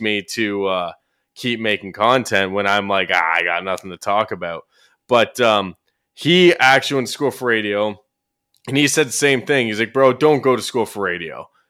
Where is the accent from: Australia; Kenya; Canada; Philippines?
Canada; Orono, Ontario; moved away; my hometown, which is Orono, Ontario